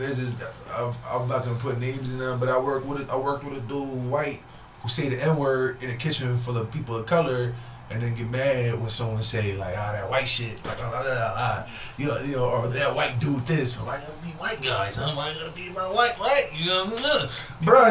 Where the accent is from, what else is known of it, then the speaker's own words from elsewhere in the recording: Philadelphia, Pennsylvania, United States; also born or lived in Vieques, Puerto Rico (ancestry); now in Worcester, United States; I grew up in North Philly